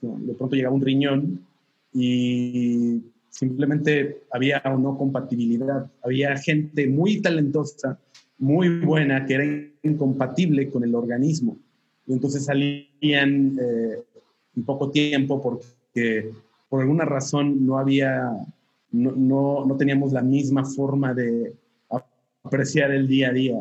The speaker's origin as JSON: {"language": "Spanish", "town": "Torreón", "region": "Coahuila", "country": "Mexico", "also_born_or_lived": "Mexico City", "moved": "yes", "lives_now": "Saltillo, Mexico", "said": "Yo soy de Torreón, pero estudié aquí en la universidad, entonces mis padres vivían aquí en Saltillo"}